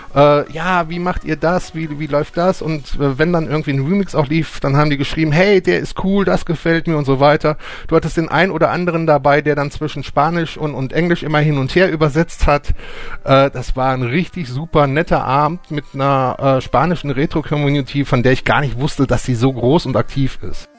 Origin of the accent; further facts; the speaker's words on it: Germany; bei uns in Deutschland